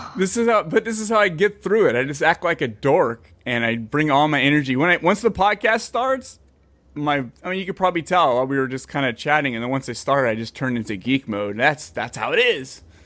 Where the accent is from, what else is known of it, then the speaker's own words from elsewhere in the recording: Bay Area, California, United States; moved away as an adult; now in Fresno, United States; I grew up in the Bay Area